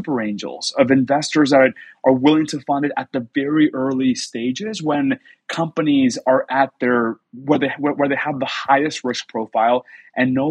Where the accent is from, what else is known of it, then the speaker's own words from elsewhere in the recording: Texas, United States; moved away as an adult; also born or lived in Mexico / Boston / Washington, D.C. / Silicon Valley; now in San Francisco, United States; I'm from Texas originally, grew up in Mexico, spent some years in Mexico when I was growing up